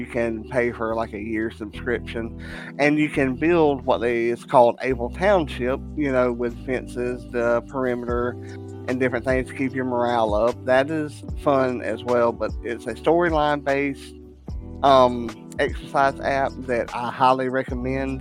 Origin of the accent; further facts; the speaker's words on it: Southern England, United Kingdom; moved away; it is based over in my homeland of Great Britain or England. I'm from Southern England